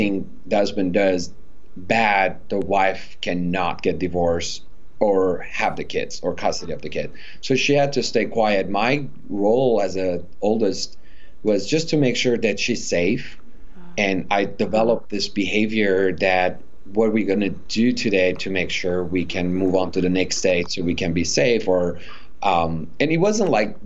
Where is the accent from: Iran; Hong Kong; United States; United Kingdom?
Iran; moved away; growing up in Iran, my challenge wasn't just being a minority or being different